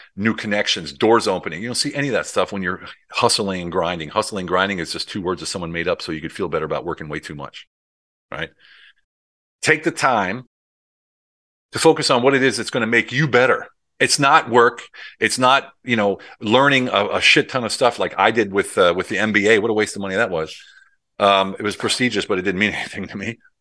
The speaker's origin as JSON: {"language": "English", "country": "United States", "also_born_or_lived": "Europe", "moved": "as an adult", "said": "I did it all in Europe as an American"}